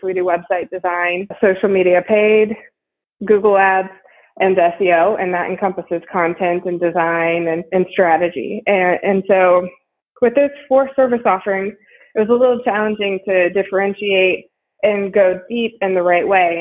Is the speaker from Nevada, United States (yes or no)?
no; Ohio, United States; moved away as an adult; also born or lived in Texas; now in Houston, United States; I actually grew up in Ohio, and I made it down here to to Texas as quick as I could, and I have been here for about twelve years